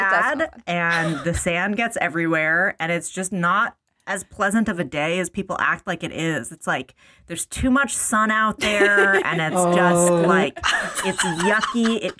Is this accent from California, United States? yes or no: yes; Bay Area, California, United States; I'm from the Bay Area. So I also grew up like with a beach.